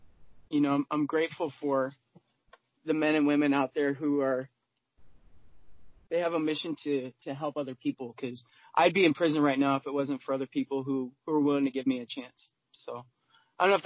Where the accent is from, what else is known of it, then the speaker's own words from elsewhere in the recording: California, United States; now in Seattle, United States; I was born in California